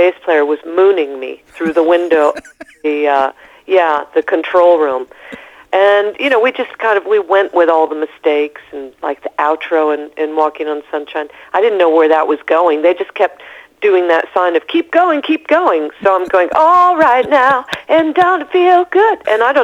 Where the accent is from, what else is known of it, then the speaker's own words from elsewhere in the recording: Topeka, Kansas, United States; moved away; also born or lived in Europe; I was born in Topeka, Kansas. I'm a Midwestern gal.